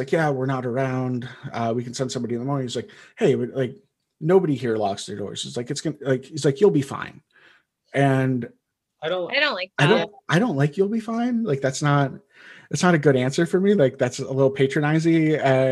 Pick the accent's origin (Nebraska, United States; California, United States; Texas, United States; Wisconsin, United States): Wisconsin, United States; I grew up in Wisconsin.